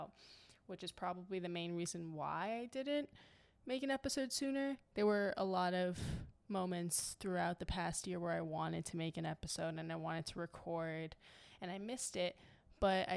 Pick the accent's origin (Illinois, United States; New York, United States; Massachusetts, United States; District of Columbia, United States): New York, United States; New York City; moved away as an adult; now in Atlanta, United States; I'm originally from New York City